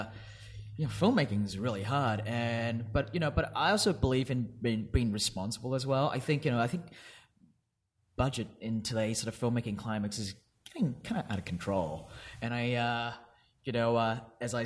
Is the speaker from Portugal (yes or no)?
no; Perth, Western Australia, Australia; moved away; I grew up in Perth